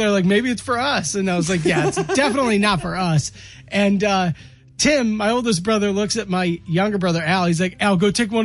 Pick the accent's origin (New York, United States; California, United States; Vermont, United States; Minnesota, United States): Minnesota, United States; Rochester; downtown Rochester, which is my hometown